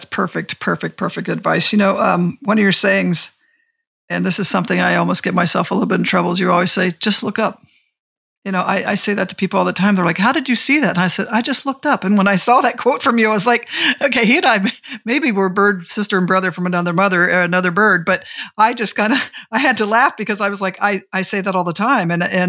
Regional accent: Ohio, United States; Mine's a beach. I live in California. I came from Ohio.

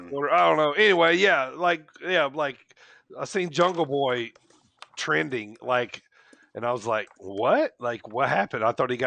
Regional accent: North Carolina, United States; I'm from North Carolina.

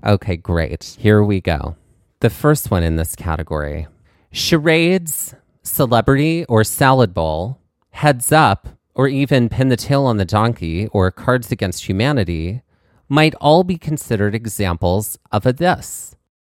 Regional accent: Mississippi, United States; growing up in Mississippi, it was a lot of country music

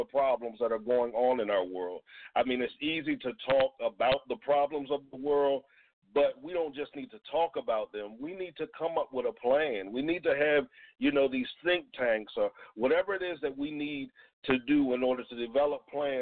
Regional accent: Georgetown, Delaware, United States; moved away; also born or lived in New Jersey; I am from a town called Georgetown, Delaware, which is in Sussex County

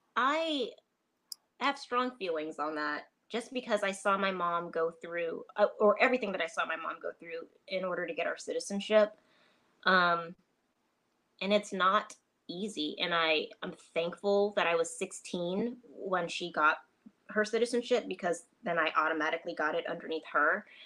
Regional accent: Trinidad & Tobago; I'm a military brat. I'm from Trinidad and Tobago originally anyway. So, you know, I've just grown up eating so many different types of food.

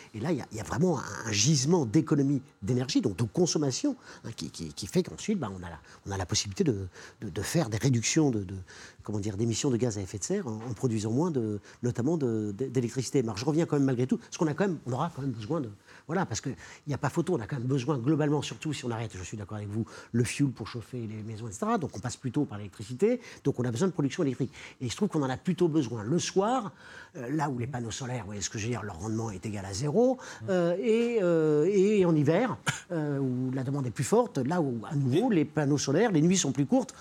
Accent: Normandy, France; Je suis normand

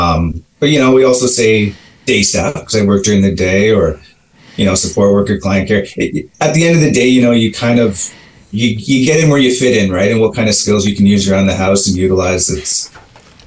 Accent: Mississauga, Ontario, Canada; moved away as an adult; now in New Westminster, Canada; I'm originally from Mississauga, Ontario, which is just outside of Toronto

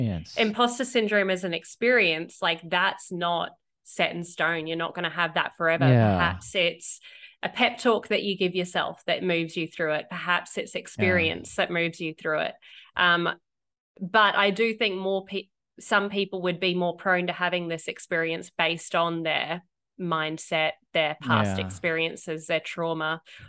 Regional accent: Australia; moved away; As an Aussie

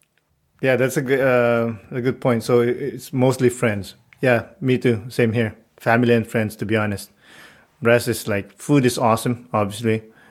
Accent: Canada; I do feel Canadian. I am Canadian. I am ethnically Filipino, but I am Canadian too.

